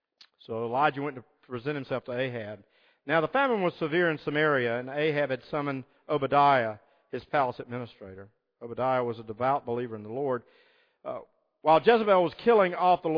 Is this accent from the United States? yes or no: yes; Deep South, United States; I grew up in the Deep South.